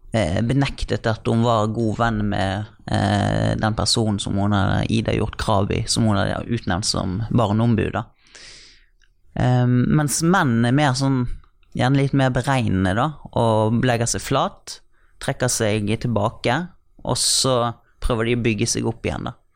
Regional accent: Bergen, Vestland, Norway; Trude Drevland da, fra min hjemby

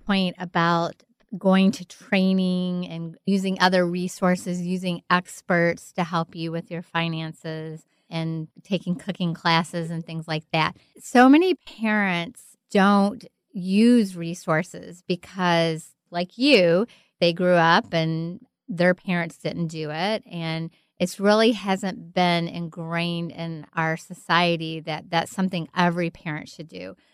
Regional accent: Kentucky, United States; I'm from Kentucky. I grew up in a very sheltered home

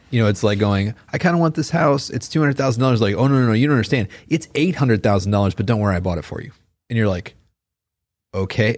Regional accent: Chicago, Illinois, United States; now in Gardner, Kansas, United States; I grew up around Chicago area.

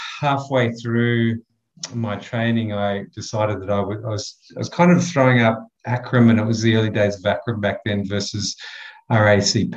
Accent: Sydney, New South Wales, Australia; moved away as an adult; also born or lived in Katherine, Northern Territory; now in Alice Springs, Australia; I grew up in Western Sydney

